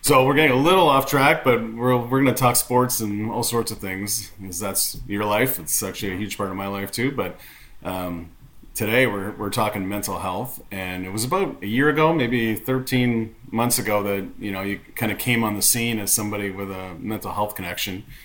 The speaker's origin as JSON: {"language": "English", "town": "Sudbury", "region": "Ontario", "country": "Canada", "tie": "born or raised there", "said": "I grew up in Sudbury, and I'm very proud of that."}